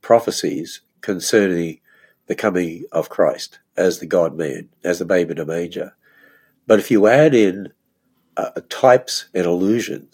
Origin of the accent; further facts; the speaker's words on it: Australia; moved away as an adult; now in United States; when I grew up in Australia